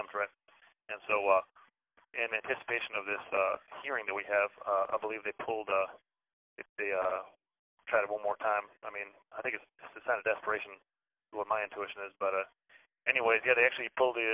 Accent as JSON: {"language": "English", "town": "Chicago", "region": "Illinois", "country": "United States", "said": "I'm from Chicago."}